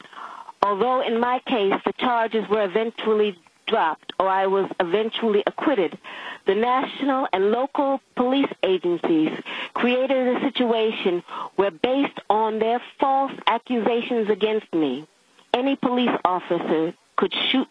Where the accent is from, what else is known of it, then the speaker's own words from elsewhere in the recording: United States; also born or lived in the South / the northern United States; I was born and raised in the United States.